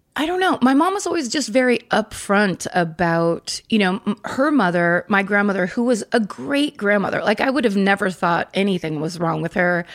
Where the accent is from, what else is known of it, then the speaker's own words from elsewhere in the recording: Northern California, United States; also born or lived in San Francisco; I'm from Northern California. I was born in San Francisco